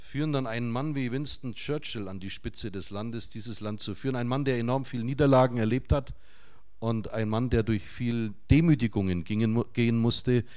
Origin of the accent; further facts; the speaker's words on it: Nuremberg, Bavaria, Germany; Wir kommen aus Nürnberg